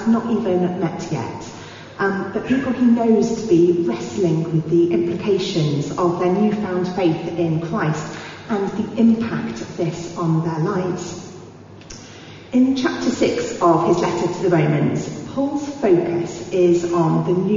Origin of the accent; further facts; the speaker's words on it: India; first language Telugu; English is a second language; Telugu is my mother tongue. Hindi is my national language.